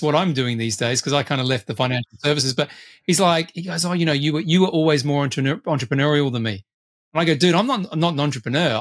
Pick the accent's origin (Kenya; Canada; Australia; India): Australia; as I tend to be as an Australian